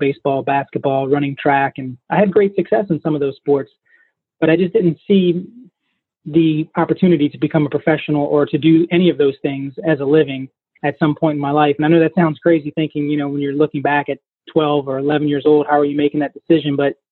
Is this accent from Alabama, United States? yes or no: no; Southeast Louisiana, United States; I'm from Southeast Louisiana, and shooting is just a way of life down here for us.